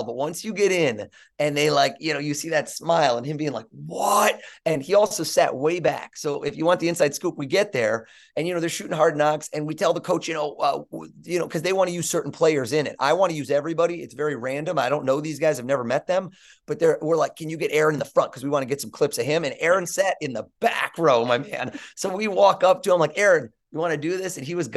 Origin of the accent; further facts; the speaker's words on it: New York, United States; I'm a New Yorker.